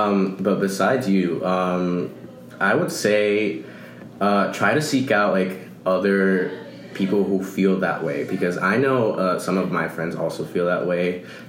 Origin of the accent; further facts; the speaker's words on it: Los Angeles, California, United States; first language Spanish; I'm also from Los Angeles, so, I mean, Spanish is everywhere in Los Angeles